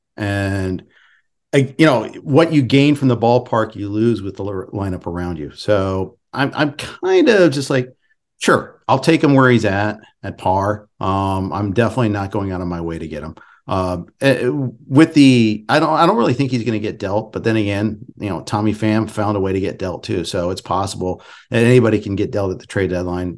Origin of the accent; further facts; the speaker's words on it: Indianapolis, Indiana, United States; I was born in Indy